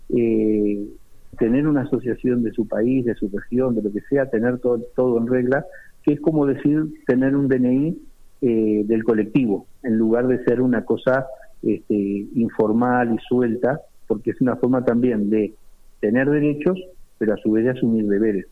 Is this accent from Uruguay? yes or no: yes; Uruguay; now in Spain; yo soy de Uruguay